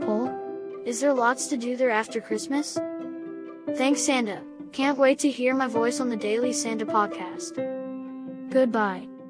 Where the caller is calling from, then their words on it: Saskatoon, Saskatchewan, Canada; I am calling from Saskatoon, Saskatchewan.